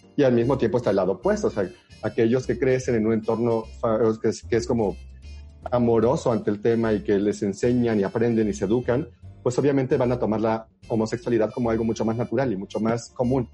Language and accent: Spanish; Huasteca, San Luis Potosí, Mexico; moved away; yo soy de la Huasteca